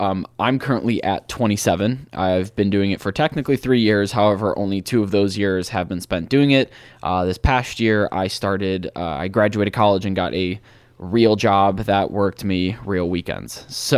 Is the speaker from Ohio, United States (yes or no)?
yes; Cleveland, Ohio, United States; Yes, I'm from Ohio. I'm from Cleveland, Ohio.